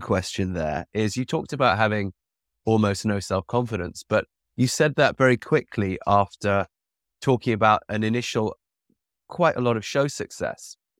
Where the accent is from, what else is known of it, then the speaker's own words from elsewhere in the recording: England, United Kingdom; now in United States; I grew up in England with the natural health